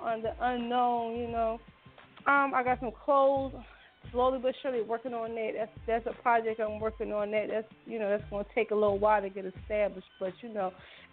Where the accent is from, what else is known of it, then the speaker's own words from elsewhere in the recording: Philadelphia, Pennsylvania, United States; I'm from Uptown.